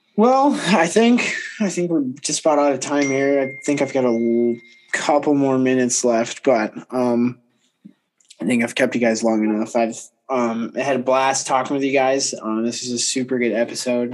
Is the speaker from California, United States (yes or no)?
no; Kalamazoo, Michigan, United States; up at Kalamazoo